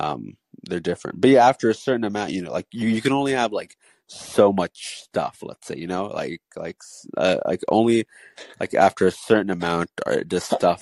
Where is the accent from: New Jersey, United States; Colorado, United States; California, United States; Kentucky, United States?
California, United States; I'm an American citizen. I'm from America. I'm from California